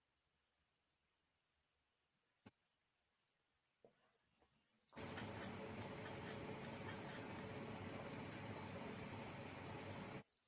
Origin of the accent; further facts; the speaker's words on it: New York, United States; Growing up in New York